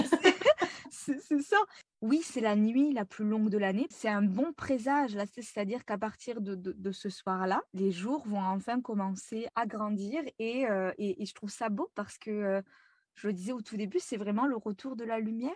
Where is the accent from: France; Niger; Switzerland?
France; moved away as an adult; now in Montreal, Canada; je suis française actuellement expatriée à Montréal depuis euh, trois ans maintenant